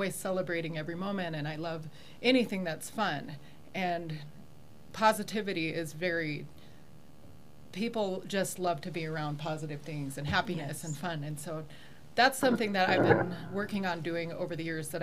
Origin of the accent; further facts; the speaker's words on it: South Dakota, United States; also born or lived in England; now in Colorado Springs, United States; I'm from South Dakota originally